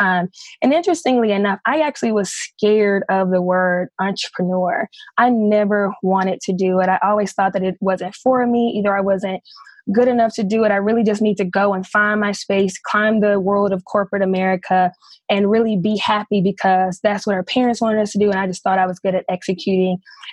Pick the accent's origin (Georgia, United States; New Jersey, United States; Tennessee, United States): Tennessee, United States; Memphis; I was born and raised in Memphis, Tennessee